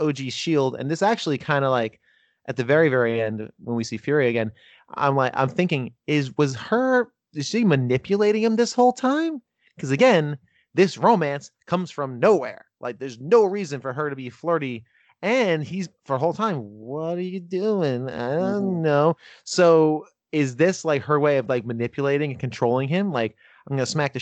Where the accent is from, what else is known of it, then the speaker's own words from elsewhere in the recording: Northern New Jersey, United States; I'm from Northern New Jersey. I grew up about 20 minutes from New York